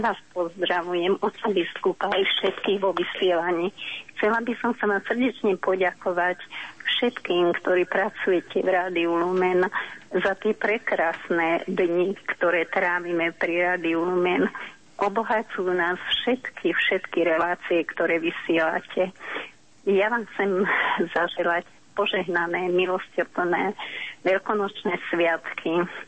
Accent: Hradište, Trenčín Region, Slovakia; spomínam si na moju rodnú obec Hradište pri Partizánskom

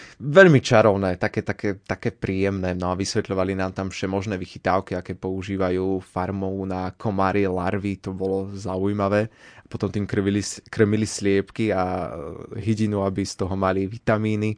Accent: Martin, Žilina Region, Slovakia; moved away as an adult; also born or lived in Rakovo; now in Banská Bystrica, Slovakia; Pochádzam z Martina, ale študujem momentálne tu v Banskej Bystrici

